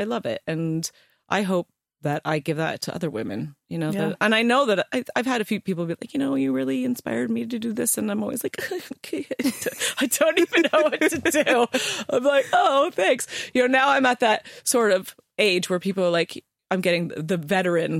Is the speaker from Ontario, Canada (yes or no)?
yes; Ontario, Canada; moved away as an adult; now in England; I'm Canadian.